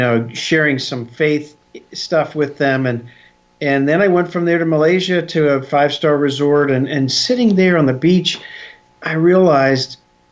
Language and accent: English; Philadelphia, Pennsylvania, United States; I grew up in Philadelphia